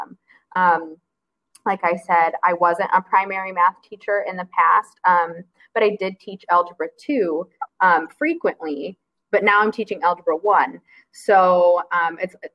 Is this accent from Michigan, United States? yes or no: yes; Grand Rapids, Michigan, United States; I grew up near Grand Rapids, which is a small city